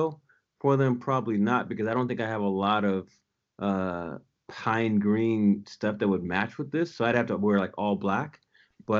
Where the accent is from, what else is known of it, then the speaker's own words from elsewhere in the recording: Seattle, Washington, United States; I'm from Seattle